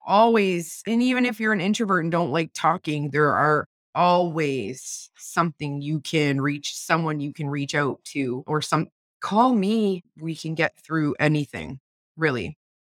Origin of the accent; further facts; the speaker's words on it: Windsor, Ontario, Canada; I'm a mom and a wife and a podcaster from Windsor, Ontario